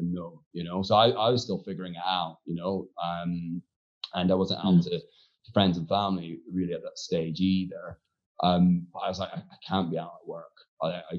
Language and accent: English; Aberdeen, Scotland, United Kingdom; moved away; also born or lived in Glasgow; I was a local lad, so I was from Aberdeen.